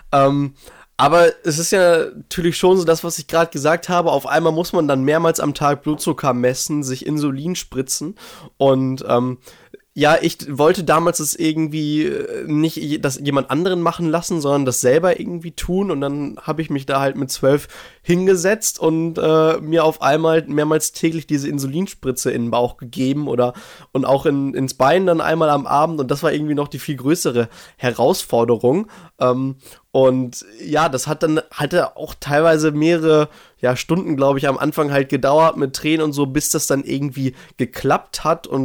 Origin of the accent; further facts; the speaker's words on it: Herford, North Rhine-Westphalia, Germany; Genau, also hier in Herford, in meiner Heimat in Ostwestfalen, Nordrhein-Westfalen, so ein bisschen nördlicher in Deutschland.